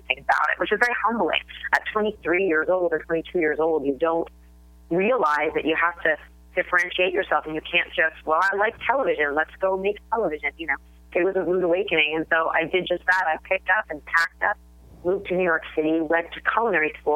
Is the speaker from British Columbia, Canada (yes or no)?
no; Toronto, Ontario, Canada; I grew up in Toronto, Canada